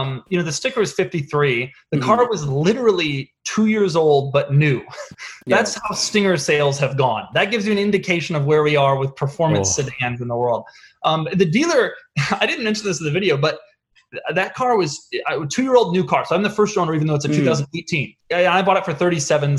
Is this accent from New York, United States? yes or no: no; Denver, Colorado, United States; I grew up in Denver in the 90s